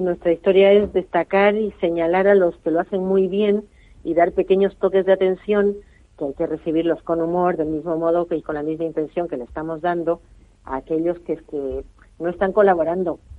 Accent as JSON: {"language": "Spanish", "country": "Spain", "said": "como buenos españoles"}